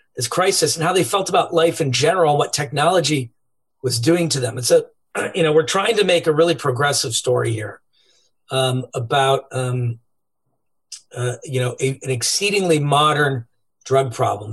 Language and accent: English; Cleveland, Ohio, United States; We grew up in Cleveland, Ohio